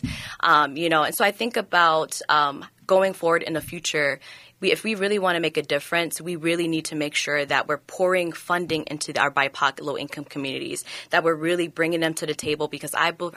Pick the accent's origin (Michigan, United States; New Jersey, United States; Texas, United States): New Jersey, United States; Newark; now in Minnesota, United States; growing up in Newark, New Jersey